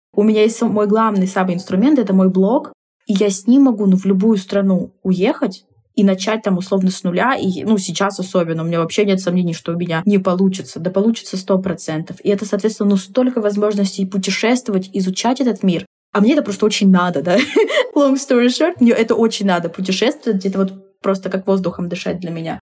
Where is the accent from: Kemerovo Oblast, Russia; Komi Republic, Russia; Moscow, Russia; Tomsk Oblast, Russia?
Tomsk Oblast, Russia; Tomsk; в родном городе